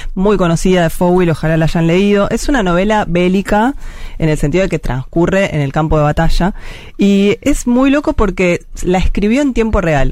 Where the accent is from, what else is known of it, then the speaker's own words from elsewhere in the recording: Argentina; como argentinos y argentinas